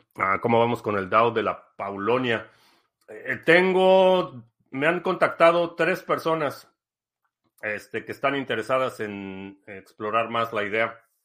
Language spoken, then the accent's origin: Spanish; Mexico; moved away as an adult; also born or lived in Mexico City / Spain; now in United States; yo siendo mexicano que está acá en Estados Unidos